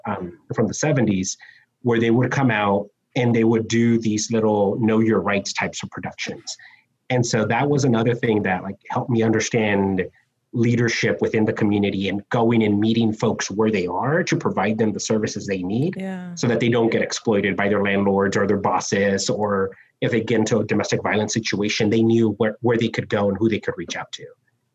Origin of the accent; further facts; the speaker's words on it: Texas, United States; I'm from South Texas, 98% Mexican-American kind of background, and come to New Orleans